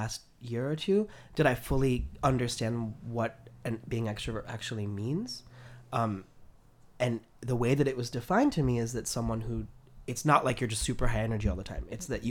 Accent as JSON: {"language": "English", "town": "New York City", "region": "New York", "country": "United States", "tie": "born or raised there", "said": "being a native New Yorker"}